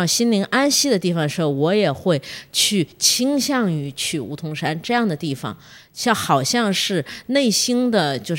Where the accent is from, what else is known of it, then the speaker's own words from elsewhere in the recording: Beijing, China; now in Shenzhen, China; 像我，我从北京来的。其实北京有很多这样的桃花源的所在